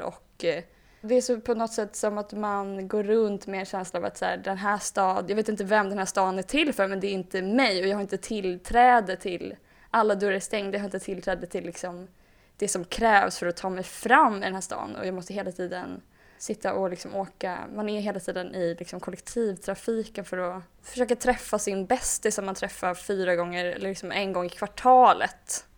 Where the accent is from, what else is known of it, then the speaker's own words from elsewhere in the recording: Hova, Västra Götaland, Sweden; moved away; also born or lived in Malmö / Stockholm; Hova så är det, det är där jag kommer ifrån, som jag är uppvuxen.